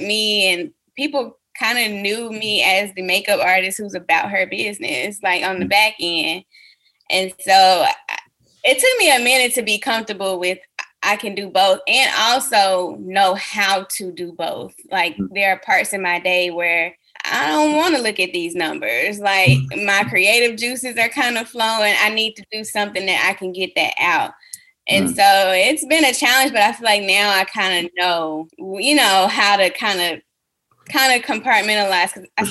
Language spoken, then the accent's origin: English; Huntsville, Alabama, United States; my hometown of Huntsville, Alabama